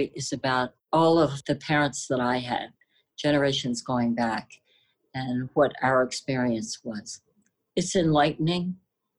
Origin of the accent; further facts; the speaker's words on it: Washington, District of Columbia, United States; I'm originally from China, but I was born in Washington, D.C